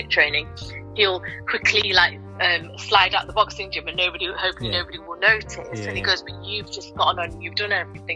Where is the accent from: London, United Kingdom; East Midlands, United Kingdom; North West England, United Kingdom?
East Midlands, United Kingdom; Nottingham; I was a girl from Nottingham, born and bred from the community